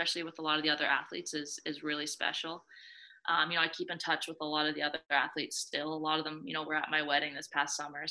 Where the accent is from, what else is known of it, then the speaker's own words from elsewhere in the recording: Ontario, Canada; also born or lived in Calgary, Alberta / Ithaca, New York; now in Toronto, Canada; I'm originally from Ontario